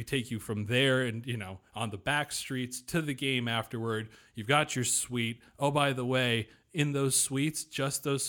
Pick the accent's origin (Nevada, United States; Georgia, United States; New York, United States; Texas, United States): Nevada, United States; not far outside of Vegas; I grew up not far outside of Vegas, and I'm very familiar with the city